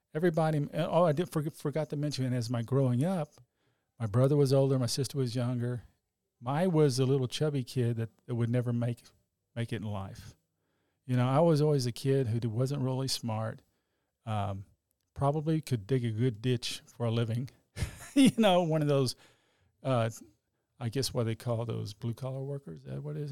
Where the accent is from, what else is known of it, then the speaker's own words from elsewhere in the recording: Dallas, Texas, United States; I grew up in Oak Cliff, grew up as Catholic